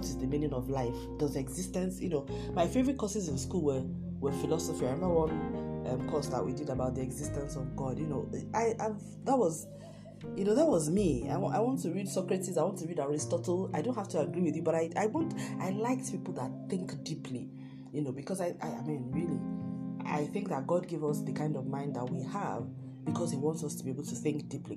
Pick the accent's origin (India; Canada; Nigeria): Nigeria; I come from Nigeria and Africa